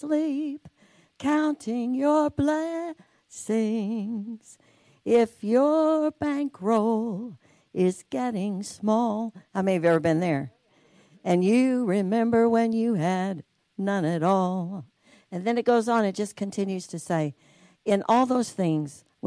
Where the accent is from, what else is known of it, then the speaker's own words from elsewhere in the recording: United States; I was born in America